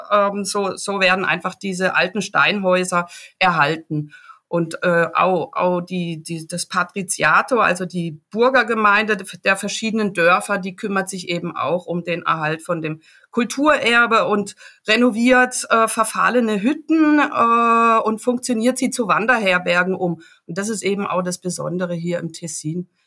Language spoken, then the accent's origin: German; Baden-Württemberg, Germany; ich komme aus dem Dreiländereck, also äh, von der grünen Grenze Basel. Ja, gut. Äh, ganz im Süden vom Schwarzwald